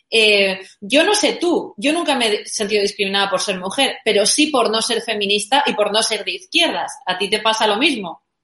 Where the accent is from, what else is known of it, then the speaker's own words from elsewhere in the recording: Valencia, Valencian Community, Spain; yo soy de Valencia